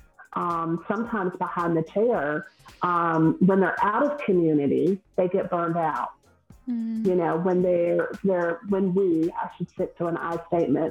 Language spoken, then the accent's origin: English; the South, United States; accent: Southern; I'm from the South, if no one can tell by my accent, I'm Southern